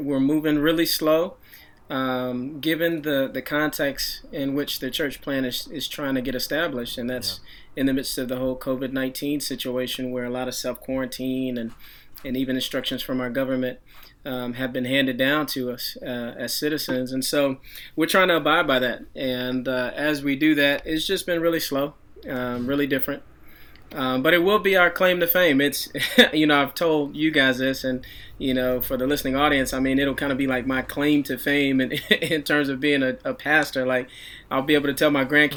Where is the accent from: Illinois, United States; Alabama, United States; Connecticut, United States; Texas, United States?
Texas, United States; Dallas; moved away as an adult; also born or lived in Chicago; I was sent out about a year ago to my hometown of Dallas, Texas, to plant a church here in the Dallas